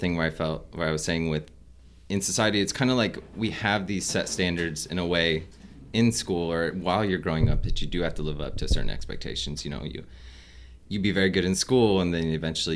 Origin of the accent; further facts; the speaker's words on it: Fremont, Nebraska, United States; also born or lived in Omaha, Nebraska; I grew up in Fremont. So I was born in Omaha, and I grew up in Fremont